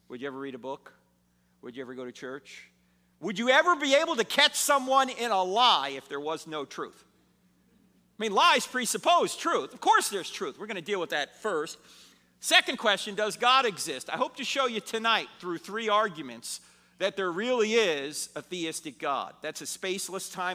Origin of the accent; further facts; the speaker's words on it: New Jersey, United States; moved away; I'm originally from New Jersey